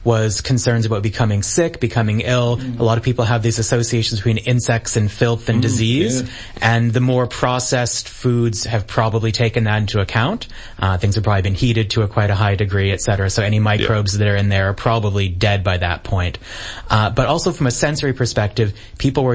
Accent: Maine, United States; moved away; I'm originally from Maine in the United States

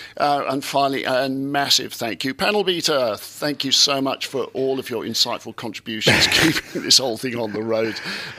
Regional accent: Essex, East of England, United Kingdom; now in Australia; I wasn't born in Exeter, I was born in Essex.

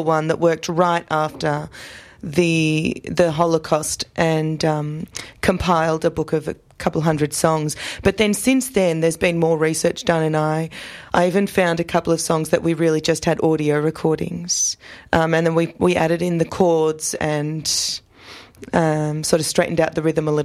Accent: Australia; I was born in Australia. I feel more or less Australian

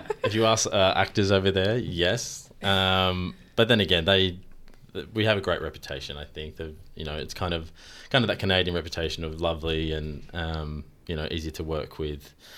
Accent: Australia; as Australians, we're actually quite known to be good at our accents

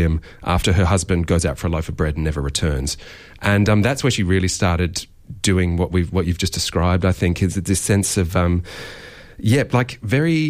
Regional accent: south coast of New South Wales, Australia; as someone who grew up on the south coast of New South Wales

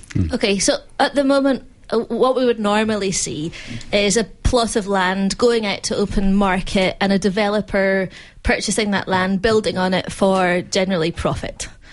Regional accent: Glasgow, Scotland, United Kingdom; now in Melbourne, Australia; I grew up in apartments in Glasgow

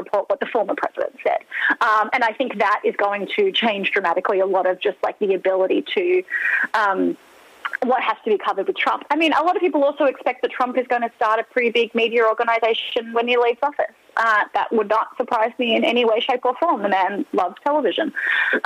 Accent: Australia; moved away; I'm Australian

